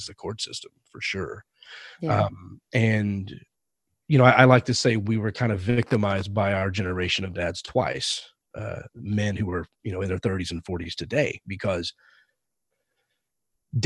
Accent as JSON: {"language": "English", "region": "Texas", "country": "United States", "tie": "born or raised there", "moved": "as an adult", "lives_now": "California, United States", "said": "I've only been here for 4 years, but growing up in Texas"}